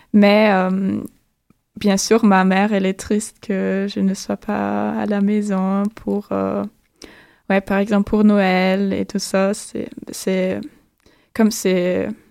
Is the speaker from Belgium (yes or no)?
no; northwest Germany, Germany; French is a second language; moved away as an adult; also born or lived in Osnabrück, Germany; now in Montreal, Canada; Je, ne suis pas originaire de, cette ville, mais de la région nord-ouest de l'Allemagne